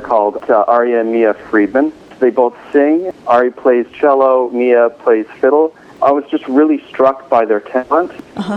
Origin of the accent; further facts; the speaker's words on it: Chicago, Illinois, United States; moved away as an adult; also born or lived in California; now in Boston, United States; I'm a California native, but I grew up in the Midwest, in the Chicago area.